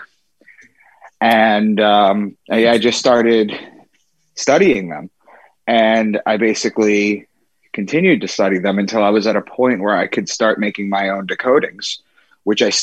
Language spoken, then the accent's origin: English; Long Island, New York, United States; moved away as an adult; also born or lived in Boston / Braintree, Massachusetts; I'm from Long Island.